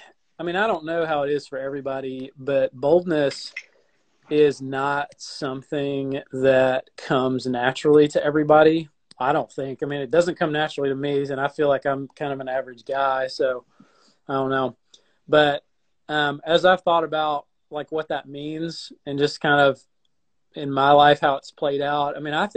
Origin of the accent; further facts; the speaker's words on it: Alabama, United States; also born or lived in Arkansas; now in Sarasota, United States; We went out to Arkansas, which is where I'm sort of from. I'm from Alabama and Arkansas, I guess you'd say.